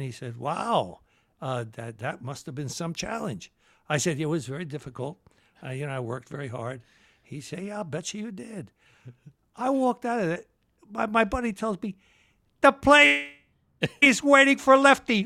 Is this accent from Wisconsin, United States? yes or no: no; Philadelphia, Pennsylvania, United States; also born or lived in Trenton, New Jersey; I, I was raised in Northeast Philly, though.